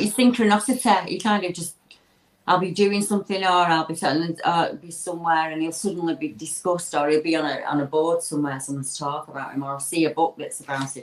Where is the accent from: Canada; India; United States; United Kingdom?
United Kingdom; Lancashire, North West England; I'm the …. I'm from Lancashire in the, the UK